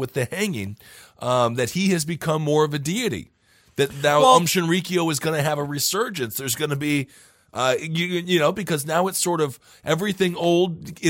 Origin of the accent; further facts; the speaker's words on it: Wisconsin, United States; When I was growing up in Wisconsin, they didn't even let us know.